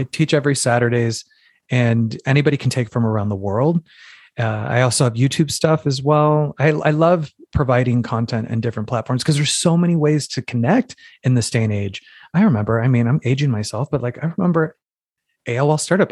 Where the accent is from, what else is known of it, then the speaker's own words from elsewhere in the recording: Phoenix, Arizona, United States; moved away; also born or lived in New York City; I'm from Phoenix, Arizona originally